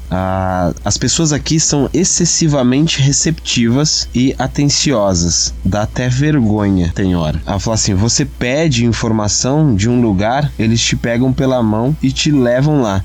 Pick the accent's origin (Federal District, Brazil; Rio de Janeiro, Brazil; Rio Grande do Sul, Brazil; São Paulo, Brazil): São Paulo, Brazil; Tietê; fui criado aqui, desde pequeno